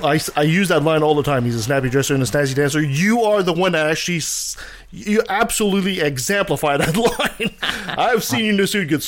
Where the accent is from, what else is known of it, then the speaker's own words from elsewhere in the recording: Canada; as a Canadian